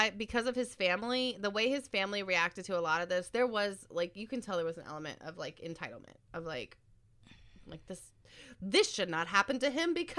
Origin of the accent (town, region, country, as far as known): United States